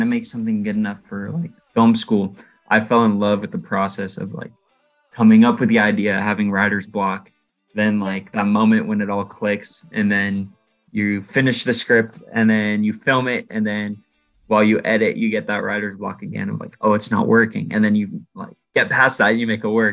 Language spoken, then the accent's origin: English; Seattle, Washington, United States; moved away as an adult; now in Southern California, United States; I grew up in Seattle.